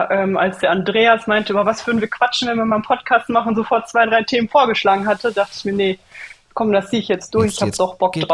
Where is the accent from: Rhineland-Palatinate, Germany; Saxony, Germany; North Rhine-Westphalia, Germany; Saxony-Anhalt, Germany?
North Rhine-Westphalia, Germany; Sauerland; moved away as an adult; now in Bavaria, Germany; Ich komme ursprünglich aus dem Sauerland, ja, und bin jetzt seit 16 Jahren in Bayern.